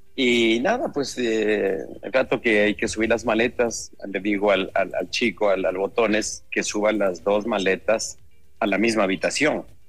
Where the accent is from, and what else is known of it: Ecuador